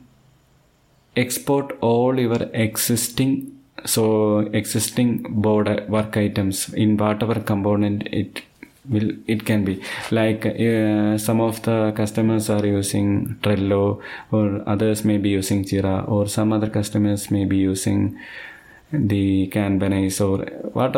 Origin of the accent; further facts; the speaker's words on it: Thiruvananthapuram, Kerala, India; I am from Thiruvananthapuram